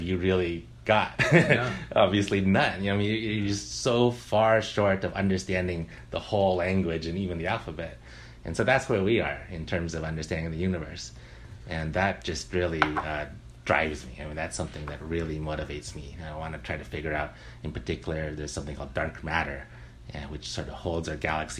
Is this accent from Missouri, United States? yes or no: no; near Berkeley, California, United States; When I was a kid, I grew up near Berkeley.